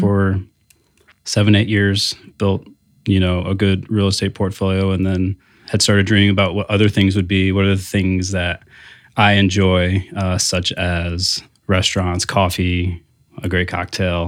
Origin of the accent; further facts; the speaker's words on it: South Bend, Indiana, United States; also born or lived in Bloomington, Indiana; I am from South Bend, you know, born, grew up